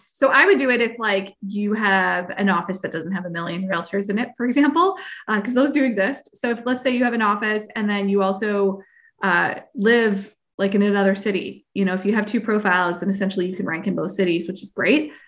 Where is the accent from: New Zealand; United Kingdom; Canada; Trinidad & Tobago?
Canada; I am Canadian